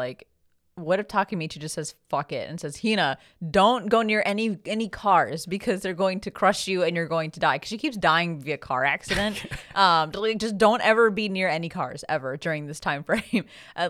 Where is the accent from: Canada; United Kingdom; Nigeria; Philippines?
Philippines; I know the Philippines thing was pretty exciting for us because we're both Filipino.